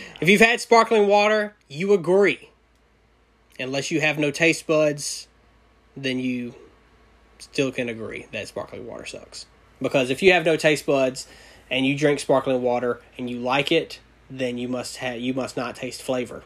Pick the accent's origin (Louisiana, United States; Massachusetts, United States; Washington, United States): Louisiana, United States; I'm from Louisiana.